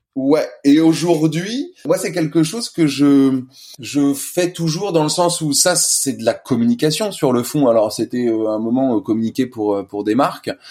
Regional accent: Paris, Île-de-France, France; moved away as an adult; also born or lived in l'île (unspecified island); je suis né sur Paris et j'ai fait toutes mes études sur Paris

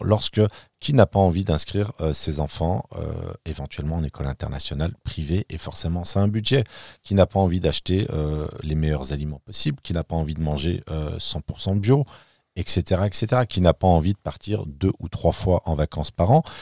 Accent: France; moved away as an adult; now in Berlin, Germany; en tant que français, je vis à Berlin depuis plus de trois ans

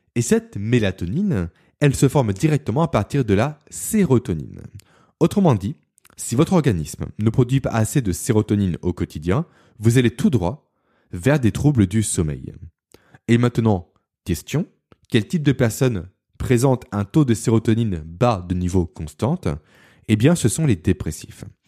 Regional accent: Beaune, Bourgogne-Franche-Comté, France; also born or lived in Lyon / Belfort; Beaune qui est ma ville natale

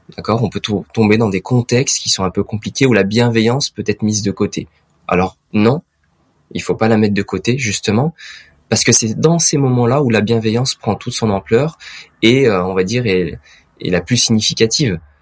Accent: Auvergne-Rhône-Alpes, France; dans ma région natale, qui est l'Auvergne-Rhône-Alpes aujourd'hui.

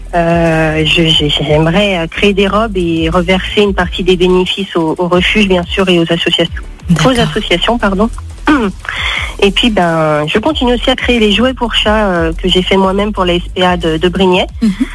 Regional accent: Mornant, Auvergne-Rhône-Alpes, France; Je viens de Mornan, euh, dans les alentours de Lyon

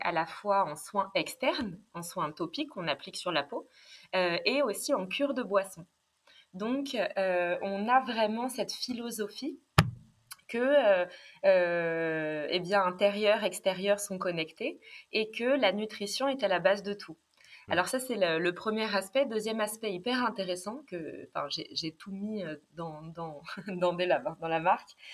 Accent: Vichy, Auvergne-Rhône-Alpes, France; j'ai grandi à Vichy

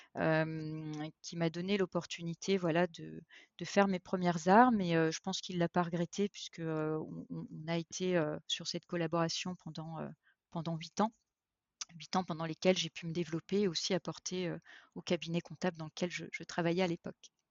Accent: eastern France, France; je suis française, euh, d'origine, euh, née dans l'est de la France

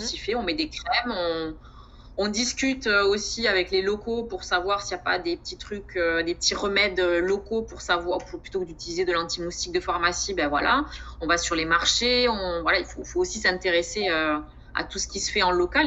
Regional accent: Montauban, Occitania, France; moved away as an adult; also born or lived in Lot-et-Garonne; now in French Guiana; je suis originaire du sud-ouest de la France, donc je suis née à Montauban

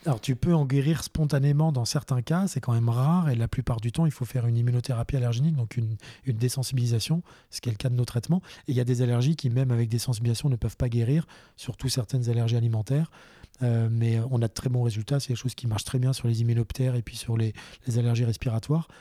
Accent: Boulogne-Billancourt, Île-de-France, France; moved away; also born or lived in Eure-et-Loir; j'avais 5 ans, euh, je vivais à Paris, j'étais à Boulogne

